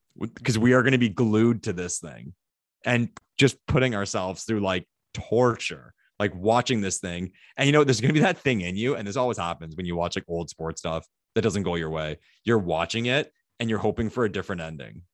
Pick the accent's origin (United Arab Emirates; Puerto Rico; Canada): Canada; Ottawa, Ontario; my hometown, Ottawa